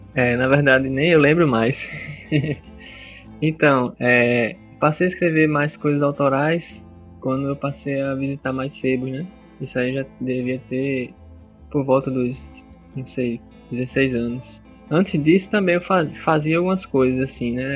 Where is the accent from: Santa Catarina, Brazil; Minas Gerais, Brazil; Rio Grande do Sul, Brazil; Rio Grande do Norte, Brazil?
Rio Grande do Norte, Brazil; Parnamirim; also born or lived in Natal; nasci em Natal, mas desde cedo, meus 5 anos de idade, eu comecei a morar em Parnamirim, né? E não saí mais de lá.